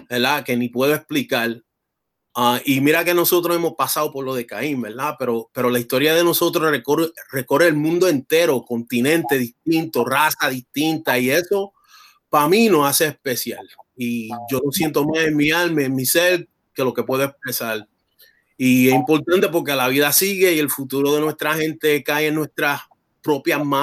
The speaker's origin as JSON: {"language": "Spanish", "country": "Puerto Rico", "said": "mostrar un orgullo, un orgullo de ser negro, de ser boricua y también de ser americano, porque yo soy americano y soy igual de patriota de este país que de la isla"}